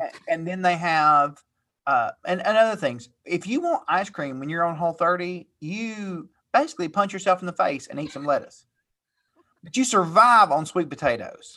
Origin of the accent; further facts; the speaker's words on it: Tennessee, United States; I'm from Tennessee